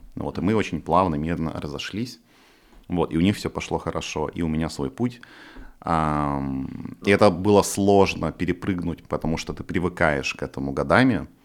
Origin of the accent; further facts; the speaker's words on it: Far East, Russia; moved away; я типа с Дальнего Востока, из деревни